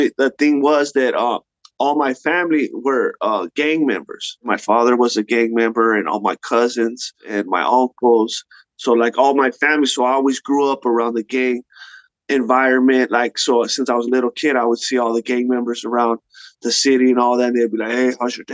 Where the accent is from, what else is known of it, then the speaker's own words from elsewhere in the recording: La Puente, California, United States; growing up in La Puente, California, that's where I'm from, in the 90s